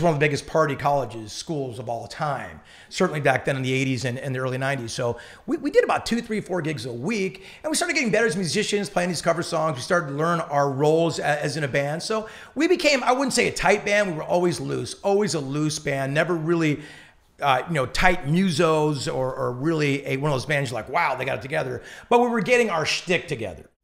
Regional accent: Newport Beach, California, United States; we're from Newport

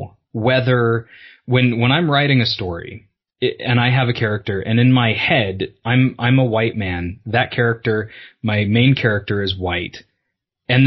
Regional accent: California, United States; I grew up in California

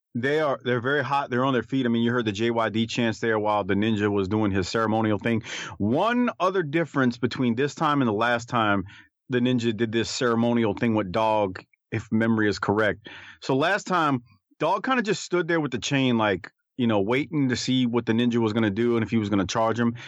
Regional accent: Deep South, United States; growing up in the Deep South where it was you know, ridiculously hot and humid

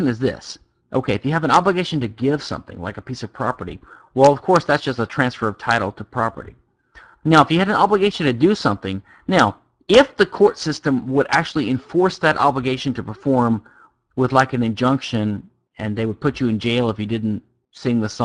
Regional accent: Louisiana, United States; I'm from Louisiana.

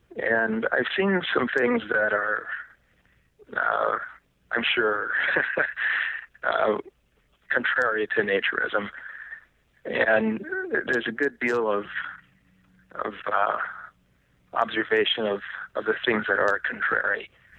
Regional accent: Dayton, Ohio, United States; born there; now in Sunny Isles Beach, United States; I was born in Dayton, Ohio. And I've been many places since. I most prefer, at least at this stage, I most prefer Sunny Isles Beach, Florida.

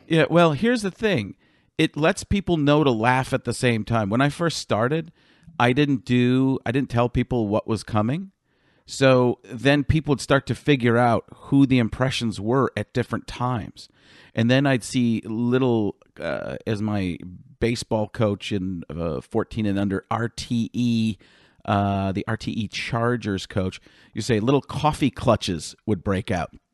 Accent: Waukesha, Wisconsin, United States; I'm from Waukesha

